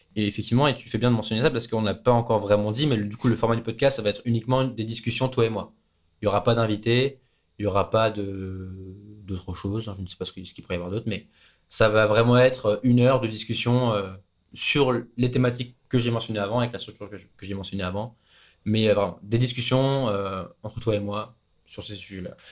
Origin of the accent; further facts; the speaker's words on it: France; moved away; c'est là où est ma famille, c'est là où sont mes amis, c'est là où j'ai grandi.